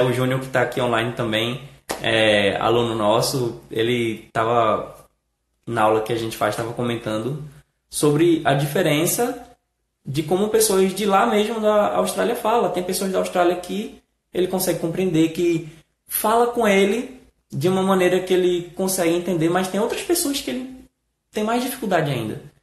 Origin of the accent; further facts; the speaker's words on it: Brazil; nós brasileiros falamos